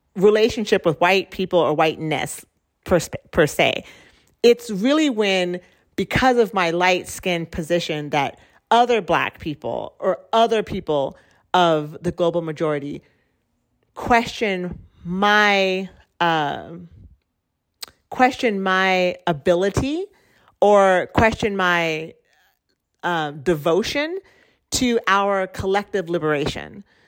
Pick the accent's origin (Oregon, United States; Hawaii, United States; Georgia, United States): Oregon, United States; also born or lived in Central America; I was born in Oregon, which is a white space